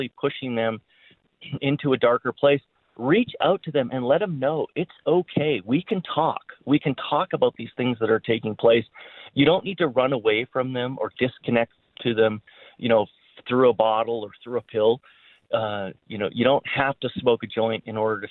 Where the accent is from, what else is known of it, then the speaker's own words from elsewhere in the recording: Canada; also born or lived in Winnipeg; now in Colorado, United States; I was born in Canada